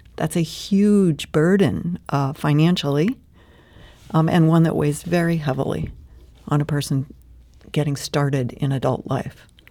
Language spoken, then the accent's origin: English; St. Louis, Missouri, United States; also born or lived in California; I grew up right here in Saint Louis